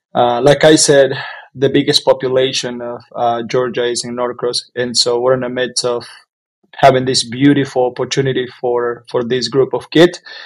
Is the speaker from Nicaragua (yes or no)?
yes; Jalapa, Nueva Segovia, Nicaragua; moved away as an adult; now in United States; I am from Nicaragua, from from an area called Jalapa